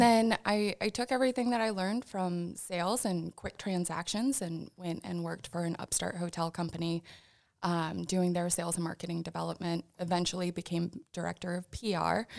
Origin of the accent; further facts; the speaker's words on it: Sioux Falls, South Dakota, United States; moved away as an adult; also born or lived in Vermillion / Aberdeen; I grew up in Sioux Falls, graduated from McGorman